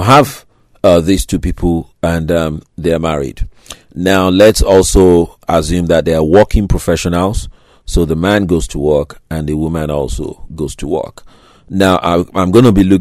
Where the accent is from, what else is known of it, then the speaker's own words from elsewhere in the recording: Lagos, Nigeria; the sort of place where I grew up in Nigeria, Lagos, Nigeria, in Africa